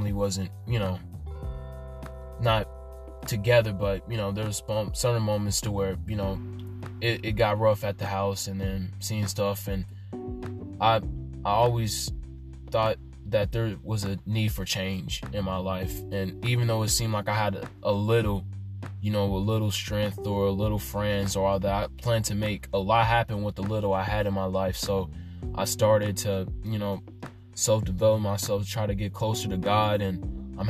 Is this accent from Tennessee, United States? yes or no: yes; Nashville, Tennessee, United States; I was born and raised in Nashville, Tennessee